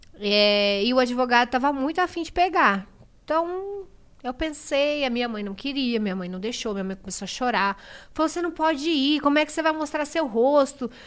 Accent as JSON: {"language": "Portuguese", "town": "Diadema", "region": "São Paulo", "country": "Brazil", "tie": "born or raised there", "said": "Eu nasci em Diadema, eu venho da comunidade. Eu trabalhava num mercadinho."}